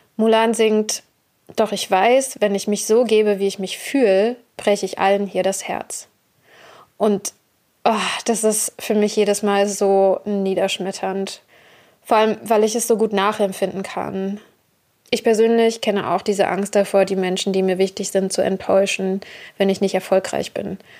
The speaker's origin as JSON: {"language": "German", "country": "Germany", "tie": "born or raised there", "said": "ich selbst bin eine weiße Deutsche, geboren und aufgewachsen in Deutschland"}